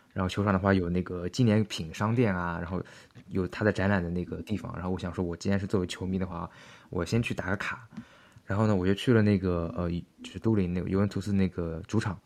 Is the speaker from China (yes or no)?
yes; China; 我是中国来的